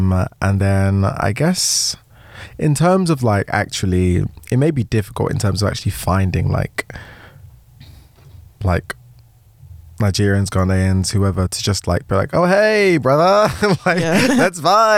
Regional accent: United States; Did I mention I'm unfortunately American?

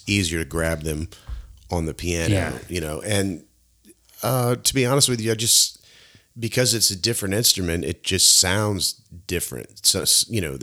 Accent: Mount Dora, Florida, United States; also born or lived in Eustis, Florida; now in Mount Plymouth, United States; I was mostly like in Mount Dora, and then I spent a number of years in Eustis

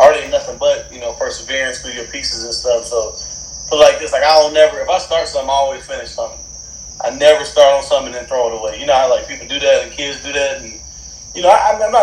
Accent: Stone Mountain, Georgia, United States; also born or lived in Decatur, Georgia; I grew up over there in Stone Mountain

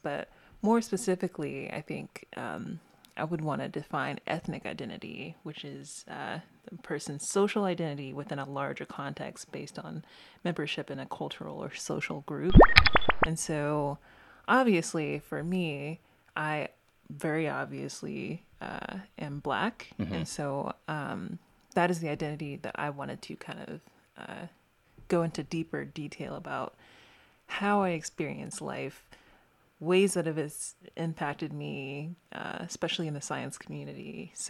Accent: the South, United States; And so for me personally, I know I'm from the South.

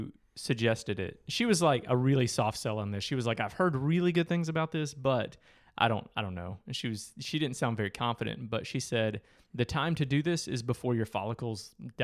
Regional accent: Midwest, United States; I grew up in the Midwest.

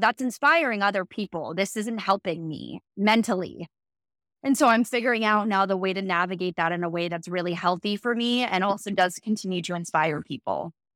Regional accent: East Coast, United States; also born or lived in Los Angeles; now in Austin, United States; from the East Coast

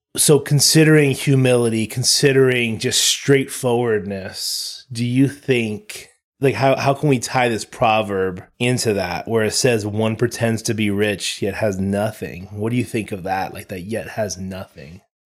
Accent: United States; all three of us were born in America

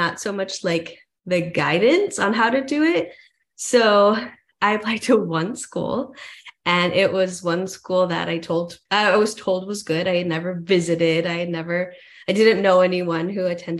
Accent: El Paso, Texas, United States; moved away as an adult; also born or lived in Arizona; I was born and raised in El Paso, Texas

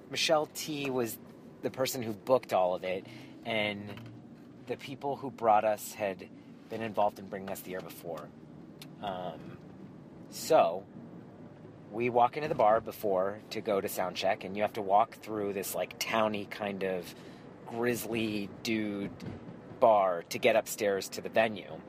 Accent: New York, United States; Well, I'll tell you what, I'm from New York. I just live here now.

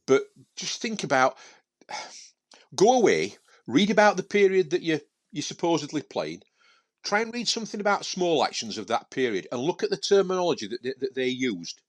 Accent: Sheffield, Yorkshire and the Humber, United Kingdom; I was from Sheffield

